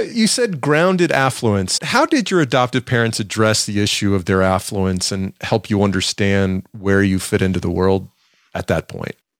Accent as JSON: {"language": "English", "region": "the South", "country": "United States", "accent": "southern", "said": "My southern tongue"}